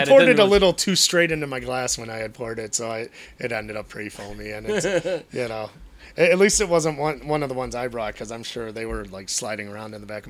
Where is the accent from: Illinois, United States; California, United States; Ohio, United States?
Illinois, United States; Chicagoland area; born or raised there